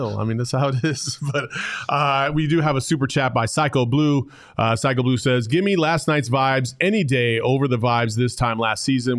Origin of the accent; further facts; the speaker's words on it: Arizona, United States; also born or lived in Cordes Junction, Arizona; growing up in Arizona is I've, I've played basketball all over this state